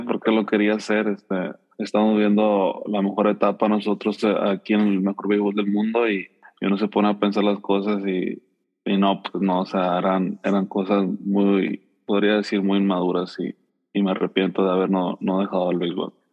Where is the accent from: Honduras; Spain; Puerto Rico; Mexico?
Mexico; uno como mexicano